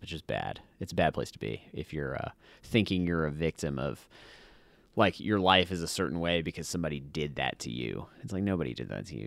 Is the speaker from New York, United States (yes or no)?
no; Hawaii, United States; moved away; I grew up in Hawaii.